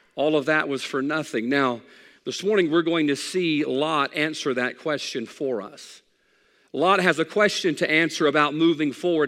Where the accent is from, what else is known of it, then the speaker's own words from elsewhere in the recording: United States; I'm an American